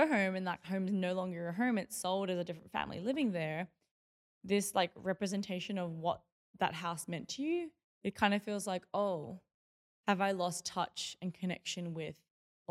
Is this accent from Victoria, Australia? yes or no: yes; Melbourne, Victoria, Australia; I grew up in Box Hill North in Melbourne.